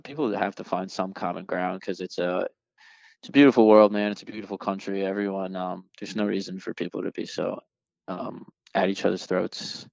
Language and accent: English; United States; as an American and as a voter